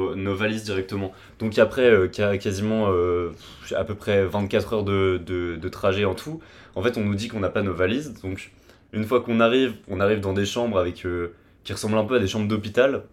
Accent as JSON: {"language": "French", "country": "France", "accent": "French", "moved": "as an adult", "lives_now": "Canada", "said": "qu'on est Français, bah, ils veulent nous inviter à des soirées, nous inviter à des trucs. Et même dès, que les gens entendent notre accent français"}